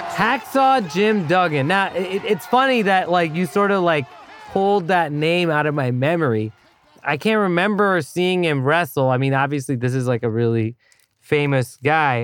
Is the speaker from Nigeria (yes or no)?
no; Thailand; moved away; as a kid growing up in Thailand